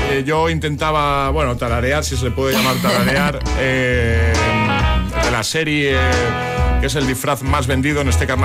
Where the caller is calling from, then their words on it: Valencia, Valencian Community, Spain; de Valencia.